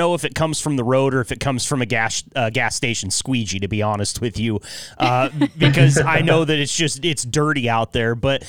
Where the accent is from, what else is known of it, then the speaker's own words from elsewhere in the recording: Pacific Northwest, United States; I'm from the Pacific Northwest. We use them religiously over here, but we also don't salt the roads in the state that I'm in.